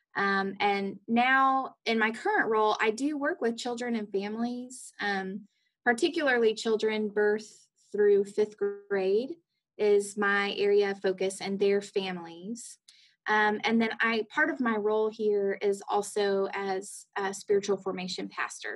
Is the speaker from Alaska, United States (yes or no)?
no; Athens, Georgia, United States; moved away as an adult; also born or lived in Rome, Georgia / Atlanta, Georgia; now in Jefferson City, United States; I grew up in Athens, Georgia